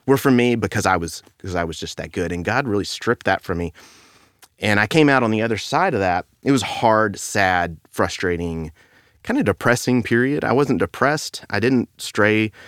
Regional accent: Beaumont, Texas, United States; I grew up in Beaumont

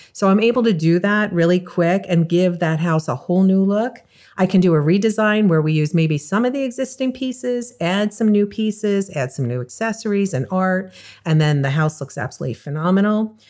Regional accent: New York, United States; also born or lived in California; now in South Florida, United States; I moved from California two and a half years ago to South Florida and I'm originally from New York

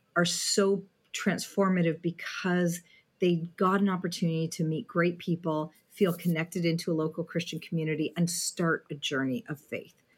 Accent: Southwestern Ontario, Canada; moved away as an adult; now in Vancouver, Canada; I grew up in Southwestern Ontario, down the four oh one, where the four oh one actually ends south of Windsor.

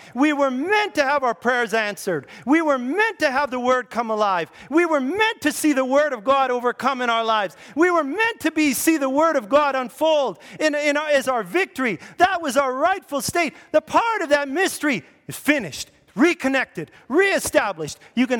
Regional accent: Grand Prairie, United States; hey, I'm from Grand Prairie. It's a small town.

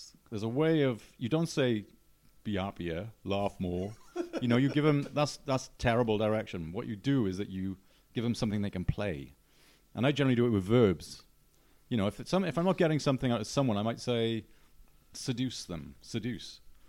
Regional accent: Newport, Wales, United Kingdom; Newport. Newport. Mm. In the Ebbw Valley, isn't it? It's like the most invisible part of Wales you can imagine.

